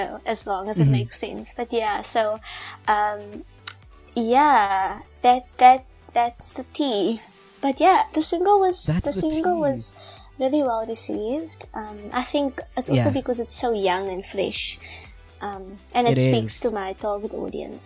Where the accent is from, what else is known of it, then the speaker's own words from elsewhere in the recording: South Africa; I'm South African